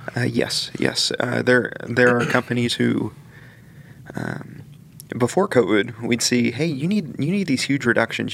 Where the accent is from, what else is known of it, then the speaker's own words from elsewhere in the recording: Greenwood, Indiana, United States; I grew up in Greenwood, Indiana